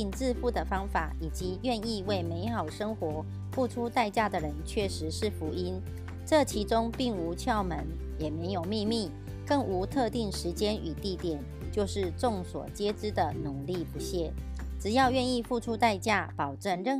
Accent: Miaoli, Miaoli County, Taiwan; 今天要为大家导读的主题是成功的秘诀。

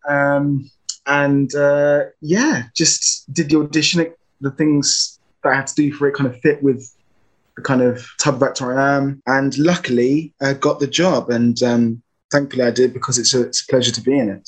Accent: London, United Kingdom; I'm an actor from South London

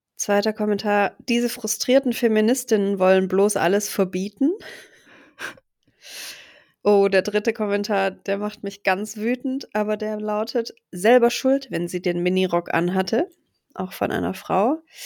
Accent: Stuttgart, Baden-Württemberg, Germany; dass Stuttgart eben meine Heimat ist

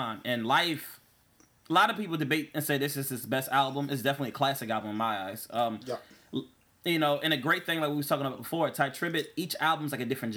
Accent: New Jersey, United States; I'm from Jersey

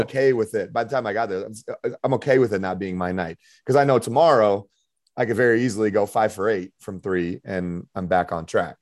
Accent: Denver, Colorado, United States; moved away as an adult; also born or lived in Irvine, California / Spain; I'm from Denver, Colorado

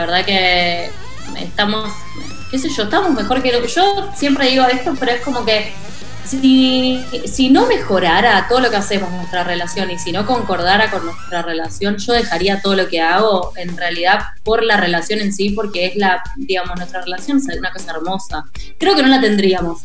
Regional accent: Rosario, Santa Fe, Argentina; nací en Rosario.

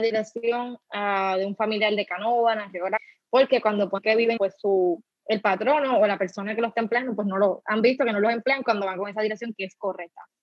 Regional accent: Loíza, Puerto Rico; soy de Loiza

